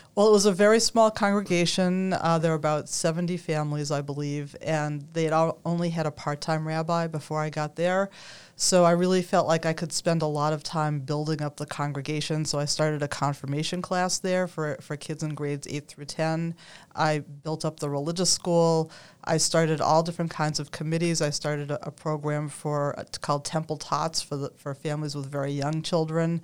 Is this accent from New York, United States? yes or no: no; Newton, Massachusetts, United States; also born or lived in Philadelphia; I grew up in Newton, so I was familiar with this area